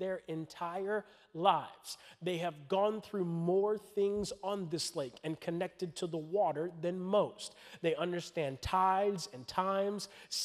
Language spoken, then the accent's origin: English; Florida, United States; I'm from Florida.